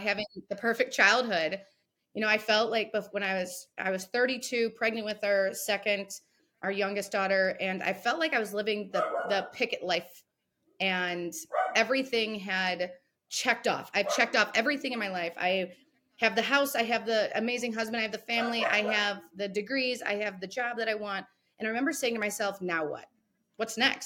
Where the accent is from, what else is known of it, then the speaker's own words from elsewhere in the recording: Sylvania, Ohio, United States; I grew up here in a little suburb called Sylvania